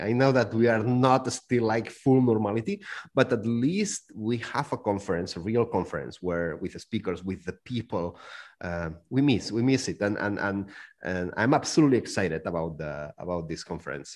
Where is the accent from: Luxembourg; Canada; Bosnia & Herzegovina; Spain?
Spain; Barcelona, Catalonia; now in Zug, Switzerland; I'm from Barcelona. I'm living right now in Zug